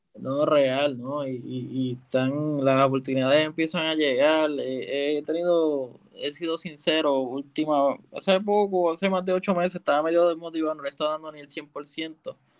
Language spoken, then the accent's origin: Spanish; Puerto Rico; yo soy de Calle y el estudio está en Santurce